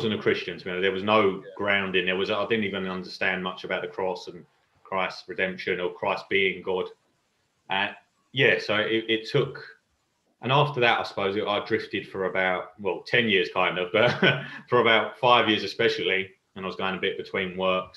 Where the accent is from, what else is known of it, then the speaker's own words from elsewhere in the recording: London, United Kingdom; I was brought up in East London, Walthamstow, Chingford